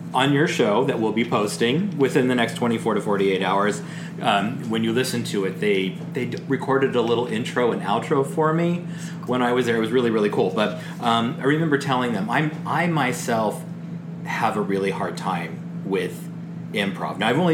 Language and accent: English; the South, United States; I was raised and I had to use an outhouse because I was raised in the South.